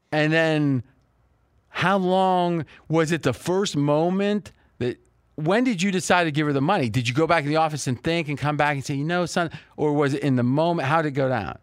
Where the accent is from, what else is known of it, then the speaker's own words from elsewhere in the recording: Bellaire, Ohio, United States; moved away as an adult; now in Las Vegas, United States; we only moved once as a kid. I was four years old. We moved from Belair, which is Joey Galloway's hometown, which was, you know, a couple miles away.